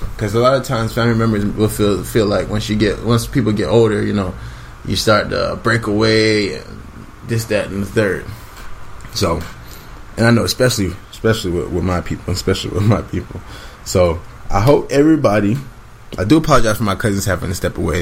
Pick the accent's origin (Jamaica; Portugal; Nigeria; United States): Jamaica; we are Jamaican people